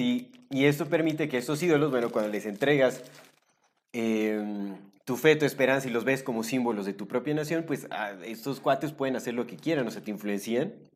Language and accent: Spanish; Mexico; also born or lived in Canada; yo soy mexicano y me llevo, digo, yo estuve viviendo un tiempo en Canadá, cinco años